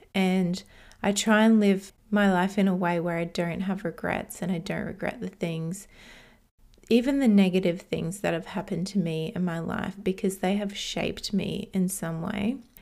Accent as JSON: {"language": "English", "country": "Australia", "tie": "born or raised there", "also_born_or_lived": "Hungary", "said": "I moved to Australia from Hungary, which is where I was born, when I was two years old."}